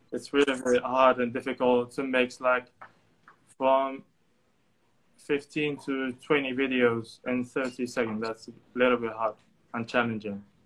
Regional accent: Tangier, Tanger-Tetouan-Al Hoceima, Morocco; also born or lived in Ankara, Turkey; I'm from Tangier

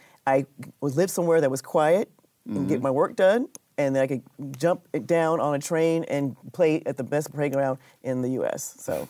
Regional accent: San Francisco, California, United States; moved away as an adult; also born or lived in upstate New York / Northampton, Massachusetts; now in Austin, United States; I was born in San Francisco, and I studied in California.

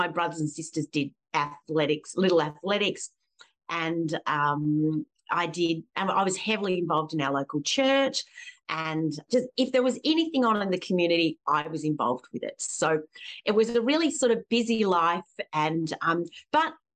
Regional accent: Springwood, New South Wales, Australia; I grew up in Springwood in the Blue Mountains

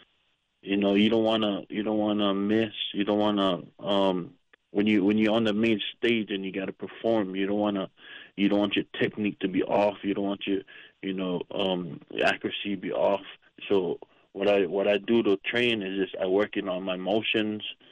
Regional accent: Kona, Hawaii, United States; moved away as an adult; also born or lived in Oahu, Hawaii / Hilo, Hawaii; now in Las Vegas, United States; I was born in Oahu, on the west side of Hawaii. And then I moved to the Big Island, and I graduated up in Kona

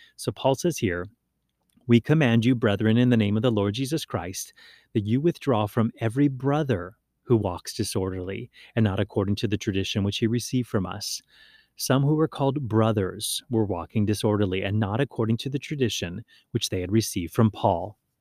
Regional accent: Hawaii, United States; also born or lived in Maui; growing up in Hawaii

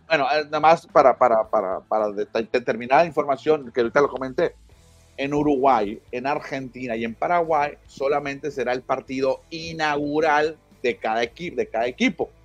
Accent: Nogales / Hermosillo, Sonora, Mexico; yo soy de Nogales y yo, siempre le digo a los Naranjeros, pero porque soy de Hermosillo, ¿no? Aunque vivía en Nogales

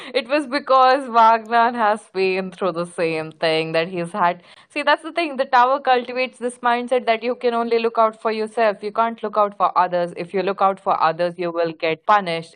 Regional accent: India; As an Indian

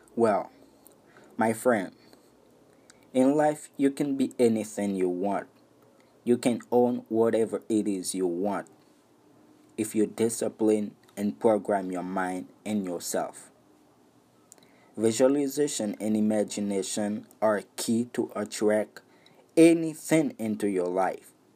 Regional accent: Haiti; English is a second language; I was born and raised in Haiti.

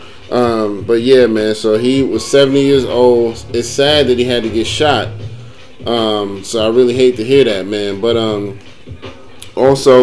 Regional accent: New York area, United States; I grew up in the New York area

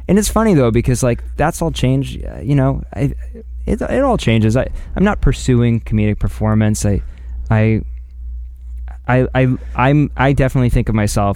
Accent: Carlsbad, California, United States; born or raised there; also born or lived in Del Mar, California

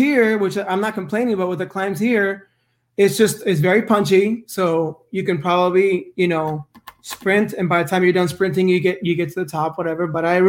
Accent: West Coast, United States; Because I am from the West Coast

